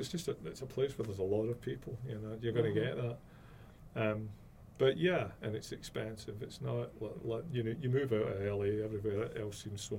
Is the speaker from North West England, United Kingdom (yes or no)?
no; Scotland, United Kingdom; I'm Scottish, yeah.